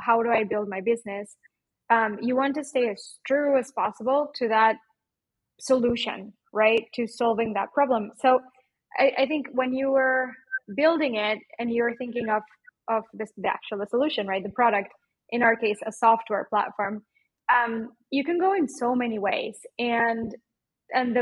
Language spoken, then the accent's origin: English; Mexico; accent: Mexican; now in Portugal; my Mexican accent